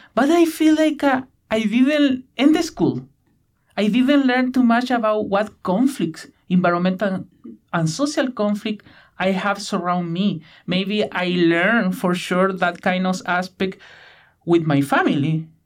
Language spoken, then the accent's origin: English; Chilean Patagonia, Chile; English is a second language; moved away as an adult; now in Victoria, Canada; Patagonia, I am from Chile, from the west side of Patagonia, where there are a lot of channels and rainforests